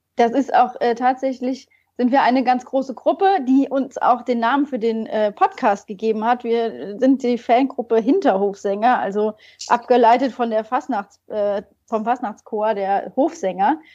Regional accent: region near Koblenz, Rhineland-Palatinate, Germany; moved away as an adult; also born or lived in Mainz; ich komme ursprünglich aus der Region bei Koblenz

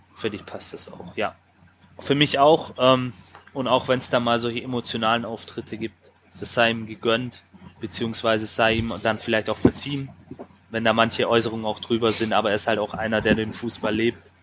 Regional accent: Swabia, Baden-Württemberg, Germany; ganz schwäbisch, wie wir alle sind

